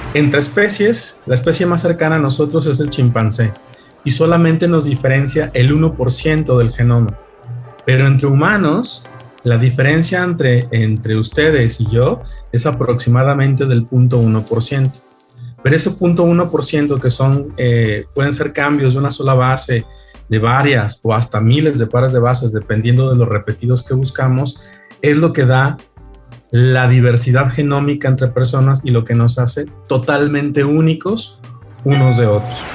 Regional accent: Mexico; Los mexicanos somos realmente un mosaico

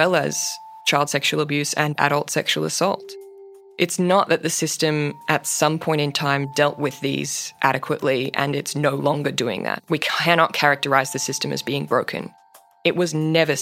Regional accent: Queensland, Australia; my home state of Queensland

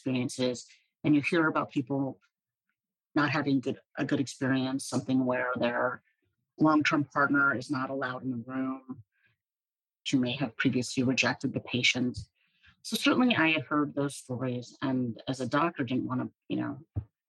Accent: Hershey, Pennsylvania, United States; I grew up in central Pennsylvania. I was born in Hershey, Pennsylvania, where they make some chocolates

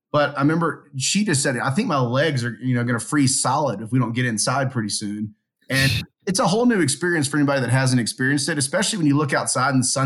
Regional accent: Louisiana, United States; now in Calgary, Canada; We went in there and said, hey, look, we're from Louisiana.

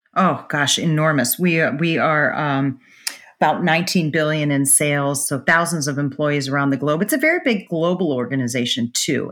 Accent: Pittsburgh, Pennsylvania, United States; moved away; where I grew up in Pittsburgh

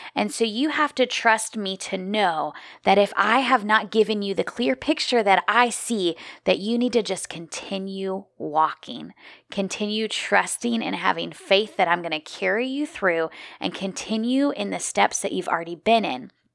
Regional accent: Midwest, United States; moved away as an adult; also born or lived in Minneapolis, Minnesota; now in South Carolina, United States; I grew up in the Midwest

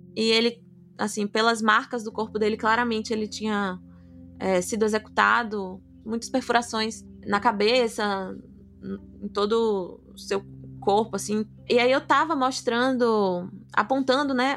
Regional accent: Salvador, Bahia, Brazil; sou de Salvador, sou apaixonada pela minha cidade

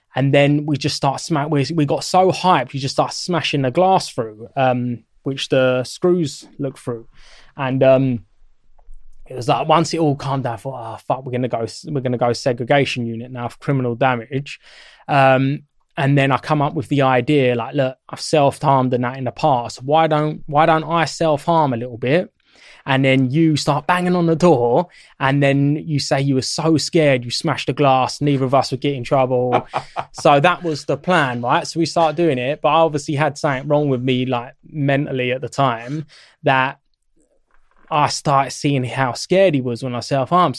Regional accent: Sutton, London, United Kingdom; where I grew up in Sutton is Surrey, but it's still the London borough of Sutton, and it basically borders southwest London

